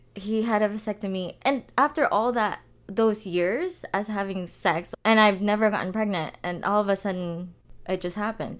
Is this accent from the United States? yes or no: no; Philippines; moved away; growing up in the Philippines